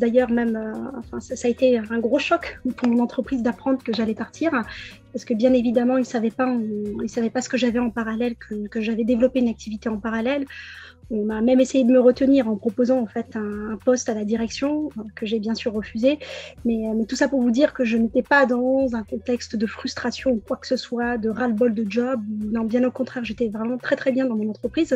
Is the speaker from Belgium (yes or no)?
no; Pontoise, Île-de-France, France; je suis née à Pontoise en région parisienne dans le 95 en 1982